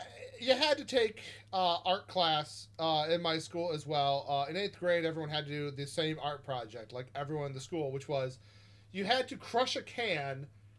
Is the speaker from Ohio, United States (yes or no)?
no; San Diego, California, United States; I grew up out in San Diego, had a lot of connection to that music.